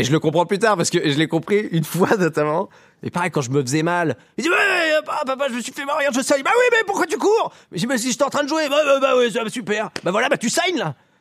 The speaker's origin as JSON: {"language": "French", "region": "Lower Normandy", "country": "France", "tie": "born or raised there", "said": "en Basse-Normandie, euh, là où j'ai grandi, moi je viens de la campagne"}